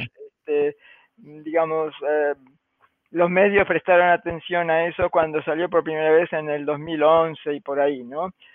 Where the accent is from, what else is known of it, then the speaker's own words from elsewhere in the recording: Argentina; now in United States; yo soy argentina